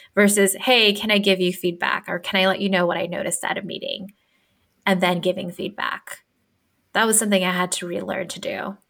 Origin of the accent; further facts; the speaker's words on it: Philippines; moved away; I'm a first generation immigrant. I'm Filipino and I grew up differently, right, from everyone else.